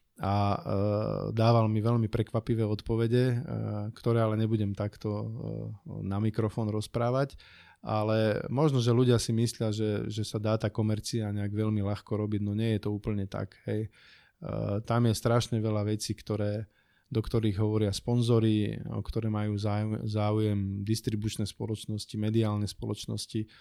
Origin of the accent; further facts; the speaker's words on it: from below the Tatras, Prešov Region, Slovakia; moved away; also born or lived in Bratislava area; pochádzam z Tatier, teda spod Tatier